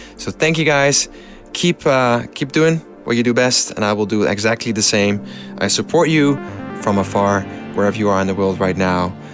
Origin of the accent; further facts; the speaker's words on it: Amsterdam, North Holland, Netherlands; my hometown of Amsterdam